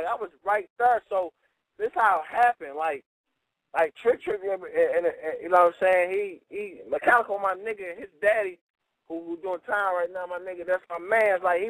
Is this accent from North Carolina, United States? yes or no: no; California, United States; So I'm used to Cali. I'm from Cali.